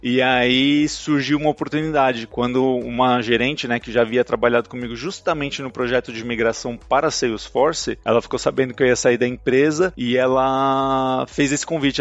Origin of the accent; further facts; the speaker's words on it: São Paulo, Brazil; moved away as an adult; now in San José, Costa Rica; eu sou de São Paulo, sou paulistano